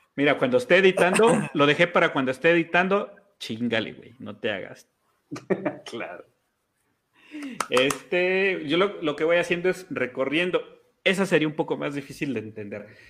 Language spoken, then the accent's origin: Spanish; Mexico; soy mexicano